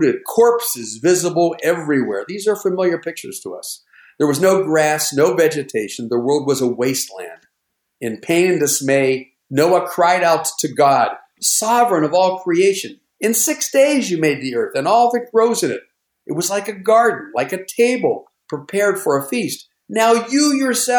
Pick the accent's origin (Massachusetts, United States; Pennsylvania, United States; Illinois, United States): Pennsylvania, United States; Pittsburgh; when I was growing up in the Pittsburgh area